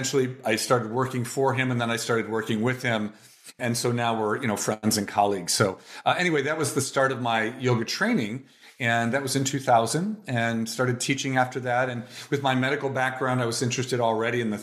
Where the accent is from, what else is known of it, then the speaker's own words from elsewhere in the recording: Toledo, Ohio, United States; moved away as an adult; also born or lived in Cincinnati, Ohio; now in Oakland, United States; I was born in Toledo, Ohio